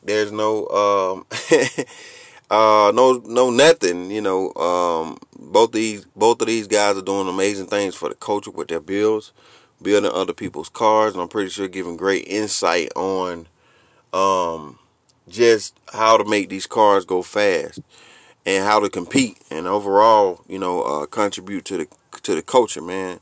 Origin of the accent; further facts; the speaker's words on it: Georgia, United States; my hometown of Georgia